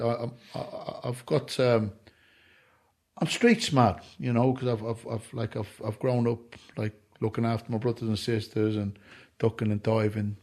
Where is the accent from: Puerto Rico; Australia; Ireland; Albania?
Ireland; I'm an Irishman